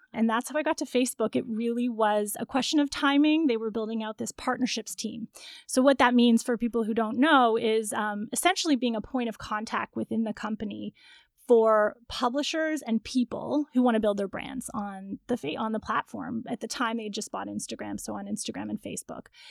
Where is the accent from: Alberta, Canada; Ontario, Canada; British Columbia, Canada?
Ontario, Canada; Toronto; I'm from Toronto